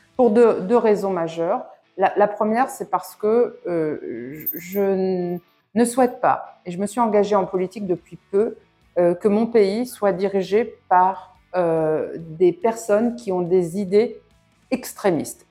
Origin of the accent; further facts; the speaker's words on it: France; moved away; je suis française de l'étranger